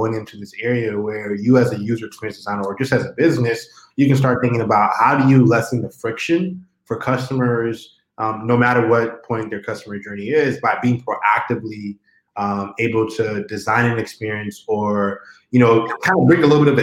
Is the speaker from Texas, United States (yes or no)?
yes; Houston, Texas, United States; I'm actually from Houston, Texas. So much love to Texas. That is the home state